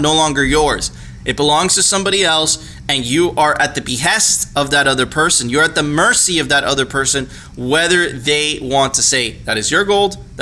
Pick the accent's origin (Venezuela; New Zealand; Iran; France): Venezuela; I'm from Venezuela